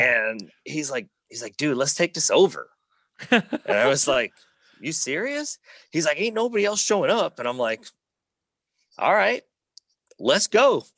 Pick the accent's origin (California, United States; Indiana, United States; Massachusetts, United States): Indiana, United States; Schererville; I grew up in Northwest Indiana